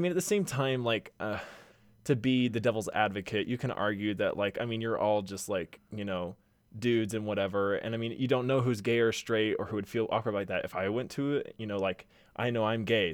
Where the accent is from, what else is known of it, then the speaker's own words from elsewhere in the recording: Houston, Texas, United States; now in Utah, United States; I'm from Houston.